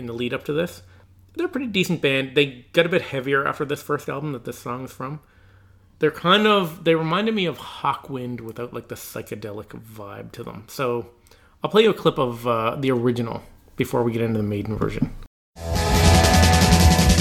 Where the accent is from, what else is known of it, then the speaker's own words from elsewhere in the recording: Newfoundland and Labrador, Canada; we're from Eastern Canada